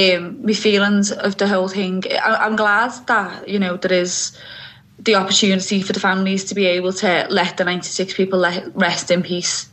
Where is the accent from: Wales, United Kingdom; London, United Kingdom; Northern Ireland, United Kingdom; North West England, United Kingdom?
North West England, United Kingdom; Liverpool; moved away as an adult; now in Ireland; I'm from Anfield. I was 8, showing my age now, aren't I? when Hillsborough happened, and living so close to Anfield